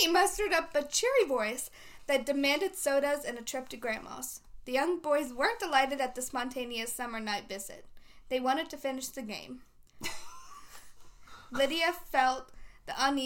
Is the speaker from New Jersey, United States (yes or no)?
no; St. Louis, Missouri, United States; I'm from St. Louis. North County. Yeah. Where we say zinc